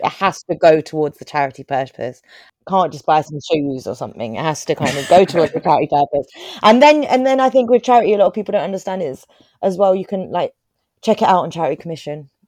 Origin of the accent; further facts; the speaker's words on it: Croydon, London, United Kingdom; I grew up in Croydon